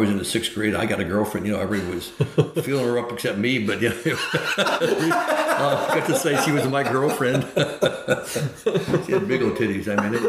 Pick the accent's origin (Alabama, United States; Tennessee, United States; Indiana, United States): Alabama, United States; Florence; born there; Yeah, I was born in Florence, Alabama.